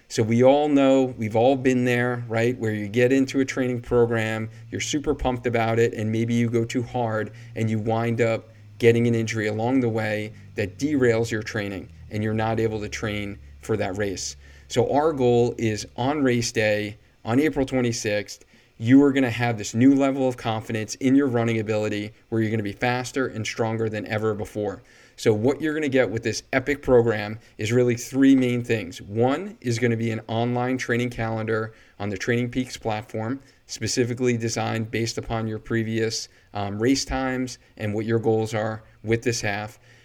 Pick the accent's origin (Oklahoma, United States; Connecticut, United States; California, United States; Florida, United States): Connecticut, United States; Cheshire; But I live in Cheshire, and this is my hometown